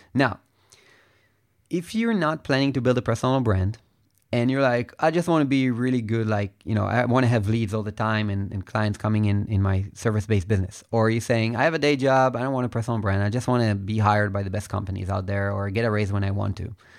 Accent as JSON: {"language": "English", "country": "Israel", "said": "I am from Israel"}